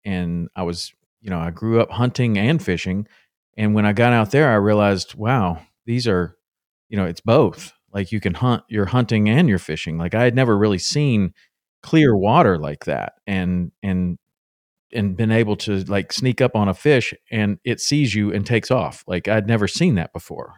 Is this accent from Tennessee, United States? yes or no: yes; Tennessee, United States; my dad took me fishing a lot when I was growing up in Tennessee